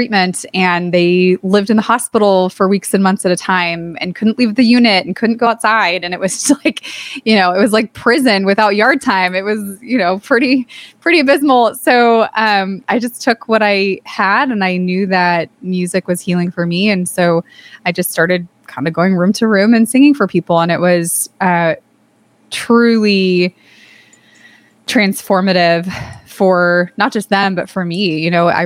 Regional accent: Santa Cruz, California, United States; there was an organization in my hometown in Santa Cruz, California called Jacob's Heart

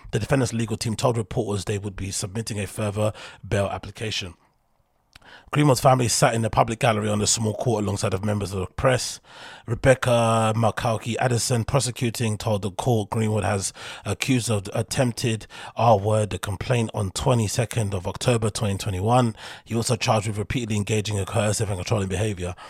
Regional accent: London, United Kingdom; I come from London, so I have that London mentality

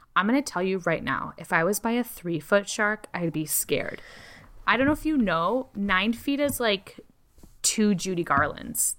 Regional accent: Chicago, Illinois, United States; I grew up in Chicago.

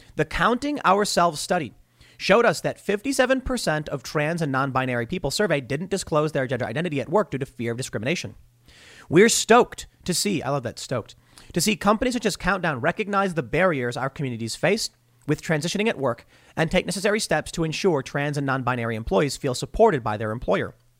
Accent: Chicago, Illinois, United States; growing up in Chicago, you know that, like, forty-seventh Street divided the, the black neighborhood from the mostly white neighborhood.

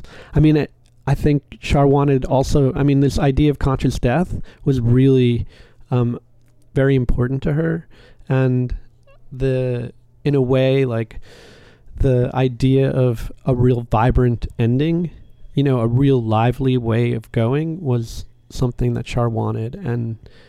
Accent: East Coast, United States; moved away as an adult; now in New Orleans, United States; I grew up on the East Coast outside of New York

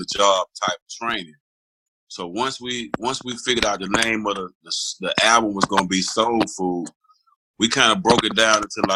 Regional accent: Atlanta, Georgia, United States; I was from Northwest Atlanta

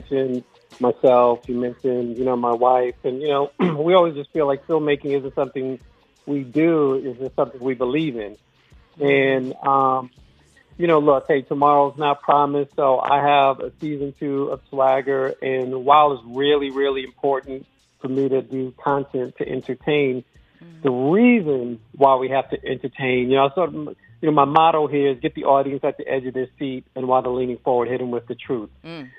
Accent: New York City, New York, United States; I grew up in the Bronx

